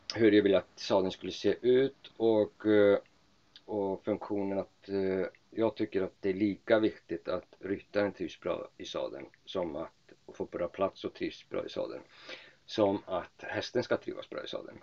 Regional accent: Iceland; moved away as an adult; also born or lived in Lerum, Sweden / Uppsala, Sweden; now in Sweden; Jag kommer från Island, är eh, född och uppvuxen på Island

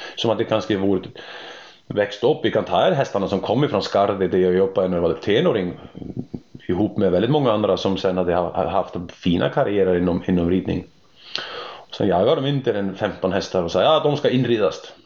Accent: Iceland; Swedish is a second language; moved away as an adult; also born or lived in Germany; now in Sweden; jag är islänning som har varit bosatt i Sverige nu i, sen 2002, hösten 2002

